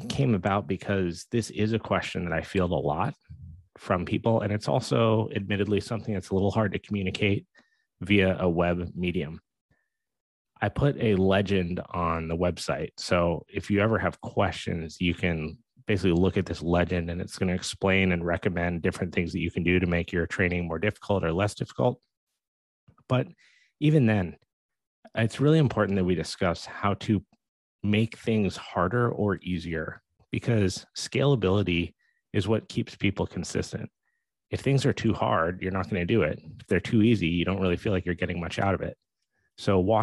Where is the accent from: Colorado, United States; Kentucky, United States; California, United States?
Colorado, United States; Steamboat Springs; I grew up in Steamboat Springs, Colorado.